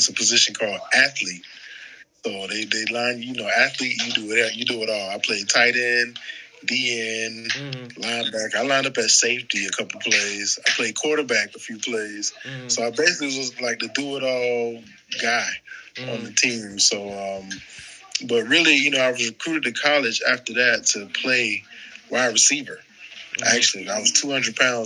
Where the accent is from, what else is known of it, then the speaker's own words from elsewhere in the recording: Tampa, Florida, United States; moved away as an adult; now in Jacksonville, United States; I'm from Tampa, so when I got to Jacksonville back in 2012